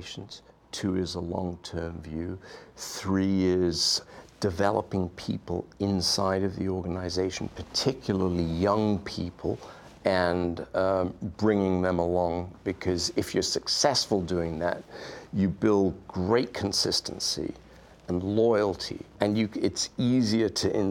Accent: Wales, United Kingdom; now in Silicon Valley, United States; I grew up in Wales

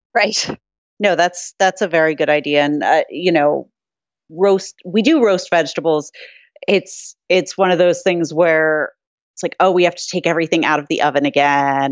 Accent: New York City, New York, United States; being a New Yorker

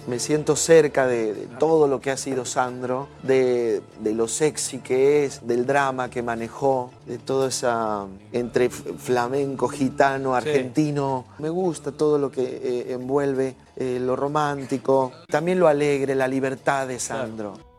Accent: Mexico; como mexicano

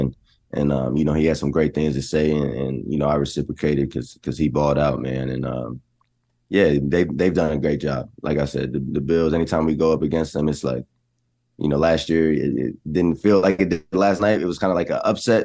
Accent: Texas, United States; I'm from Texas

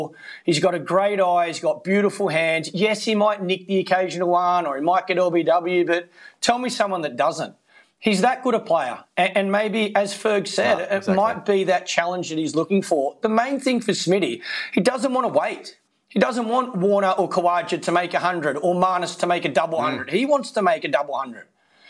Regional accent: Australia; for us as Australian batsmen, we love batting in our own backyard. We know conditions well. We've grown up playing here.

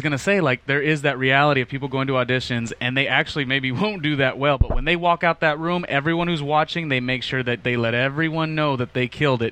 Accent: Los Angeles, California, United States; also born or lived in Las Vegas; I grew up in Los Angeles my entire life

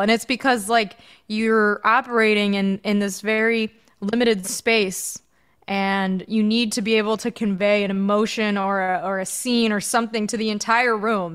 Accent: outside of Chicago, Illinois, United States; my sister and I grew up outside of Chicago

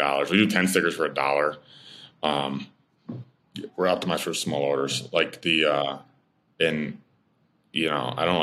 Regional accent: Amsterdam, New York, United States; That's where I'm in, my hometown. That's my hometown

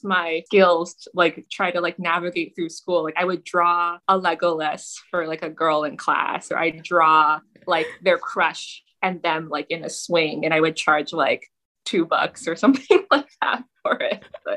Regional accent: Toronto, Ontario, Canada; moved away; Toronto, Canada, which is the city I grew up in.

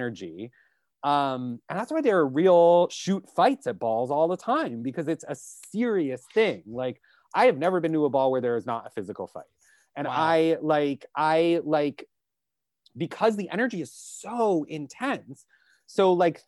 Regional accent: New York, United States; I am from New York. I do not leave New York very often. I am very at home here

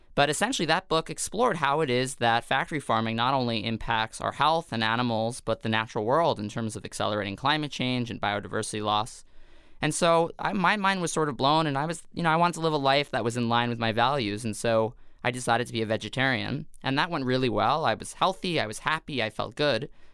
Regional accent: New York City, New York, United States; I grew up in Staten Island, New York, which is not known to be the most progressive of places in terms of New York City.

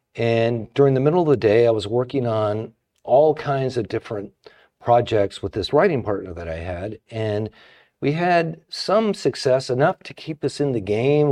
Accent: Pomona, California, United States; I grew up in Pomona, and it was like, you know, lower middle class family

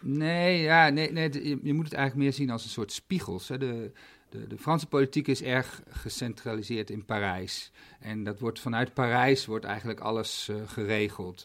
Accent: Netherlands

